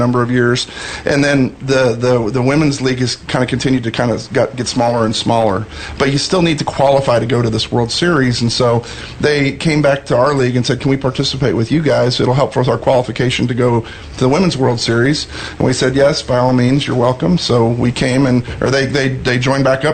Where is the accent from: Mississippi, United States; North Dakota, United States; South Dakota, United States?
South Dakota, United States; Sioux Falls; now in Dallas, United States; I'm a South Dakota boy. I was born and raised in South Dakota, and my hometown of Sioux Falls, South Dakota